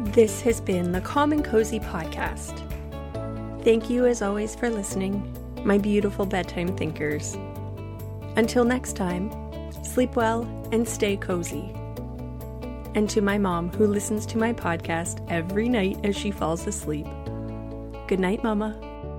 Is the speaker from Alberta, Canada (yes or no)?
no; Toronto, Ontario, Canada; I'm from the Toronto area